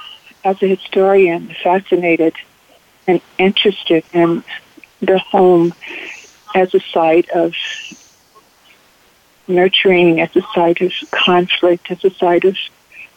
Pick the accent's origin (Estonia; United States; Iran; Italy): United States; the South; I grew up in the South, and so I have a special sense of home and the meaning of home as a Southerner.